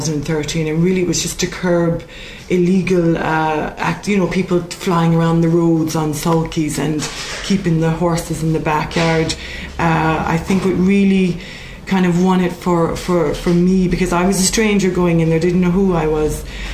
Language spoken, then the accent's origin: English; Vancouver, British Columbia, Canada; moved away as an adult; also born or lived in London; now in Limerick, Ireland; Well, originally I'm actually Canadian born. I grew up in Vancouver, and at the age of 18, headed for London, spent several years there training as a British Horse Society riding instructor